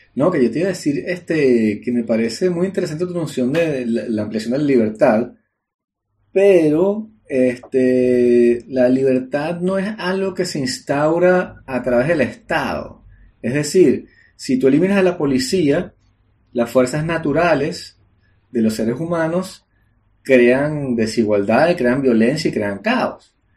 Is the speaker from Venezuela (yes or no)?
yes; Venezuela; moved away; Como venezolano en el exterior